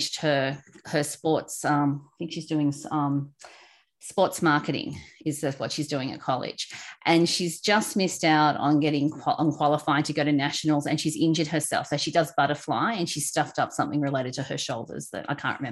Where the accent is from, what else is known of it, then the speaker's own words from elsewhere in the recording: Australia; accent: Aussie; My Aussie accent